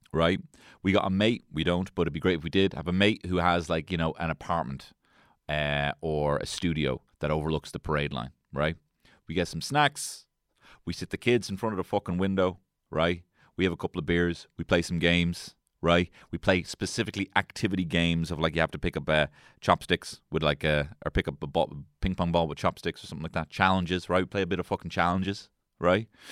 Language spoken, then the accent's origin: English; Ireland; I'm Irish